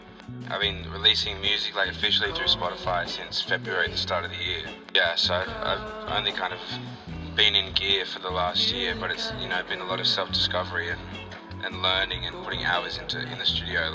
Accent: Central Coast, New South Wales, Australia; I'm from Central Coast, Australia, which is about an hour north of Sydney, hour south of Newcastle. I'm 21 this year.

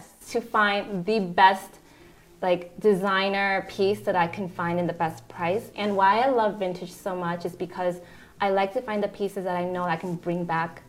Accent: Chicago, Illinois, United States; moved away as an adult; also born or lived in New York City; now in Houston, United States; I'm actually from Chicago

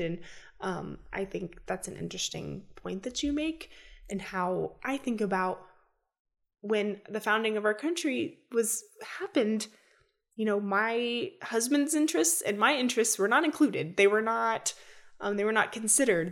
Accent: United States; as an American citizen

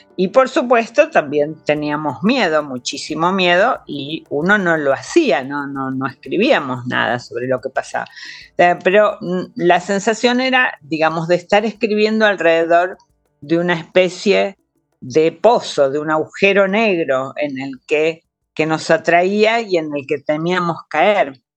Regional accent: Argentina; Mi país, Argentina, fue un país de acogida

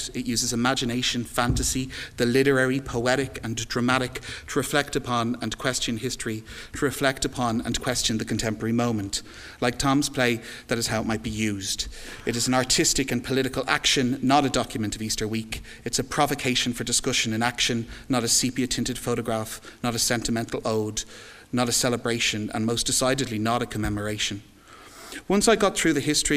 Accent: Ireland; an Irish artist

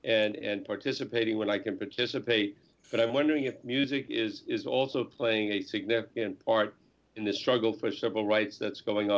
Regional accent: New York area, United States; I'm old enough to remember the civil rights movement of the 60s, and I'm from the New York area. So I was in that area

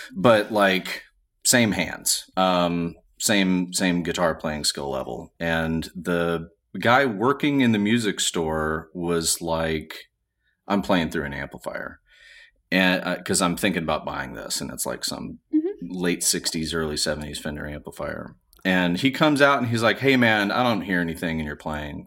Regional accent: Montgomery, Alabama, United States; I'm from Montgomery, Alabama

